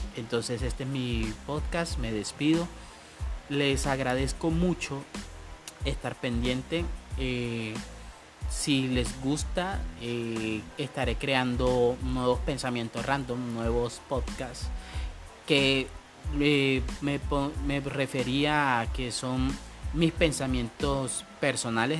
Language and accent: Spanish; Colombia; En mi país Colombia y sobre todo en mi región